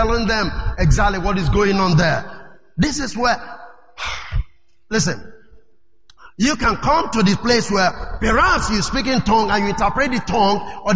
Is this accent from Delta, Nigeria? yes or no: yes; Delta, Nigeria; I'm from Delta State. So, I'm an Issoko tribe.